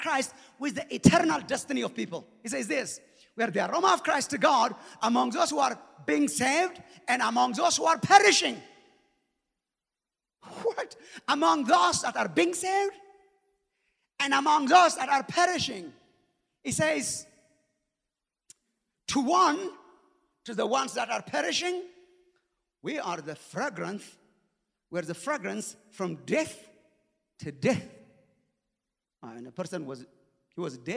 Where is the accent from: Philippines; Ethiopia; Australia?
Ethiopia; moved away; the time that we grew up in Ethiopia